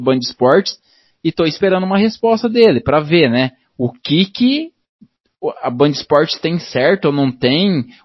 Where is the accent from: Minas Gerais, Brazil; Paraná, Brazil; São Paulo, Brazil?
Paraná, Brazil; É, o Dazon, infelizmente, é, eu sou do Paraná aqui